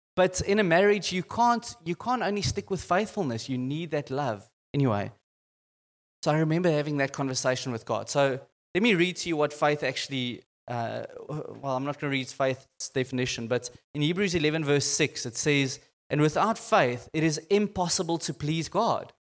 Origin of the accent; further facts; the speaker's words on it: Boksburg, Gauteng, South Africa; I came from Boxburg